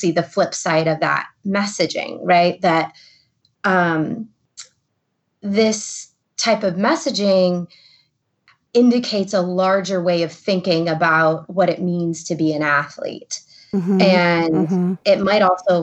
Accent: the Rust Belt, Midwest, United States; I grew up in the Midwest in the, you know, you could say the Rust Belt of the country

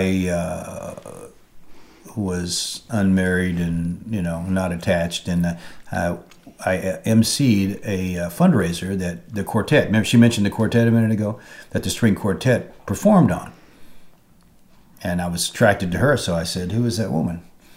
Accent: Dallas, Texas, United States; now in Charleston, United States; I was raised in Dallas

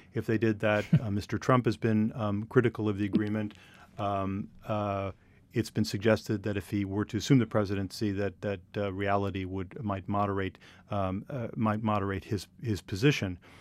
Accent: United States; as an American

